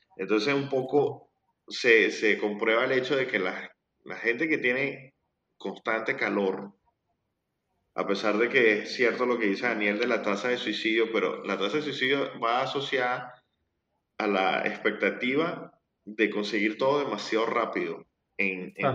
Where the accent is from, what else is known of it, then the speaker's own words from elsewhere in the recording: La Guaira, Venezuela; now in Argentina; Yo soy de La Guaira. Es lo que no sepan que es La Guaira, es una zona costera de Venezuela.